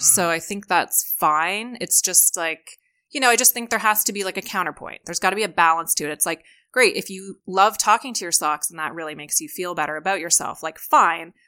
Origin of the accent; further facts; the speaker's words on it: Hamilton and Toronto, Ontario, Canada; moved away; I'm also Canadian